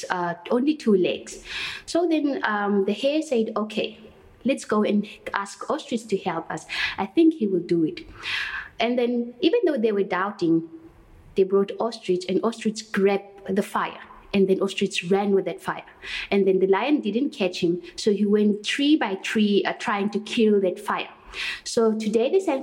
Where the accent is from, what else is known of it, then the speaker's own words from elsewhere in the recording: Port Elizabeth, Eastern Cape, South Africa; first language Kwedam; English is a second language; also born or lived in Schmidtsdrift, Northern Cape / Platfontein, Northern Cape; now in Kwatu, South Africa; Actually, I was born in Smithsriff near Douglas, but most of my life I was spending with my parents in a farm in Port Elizabeth.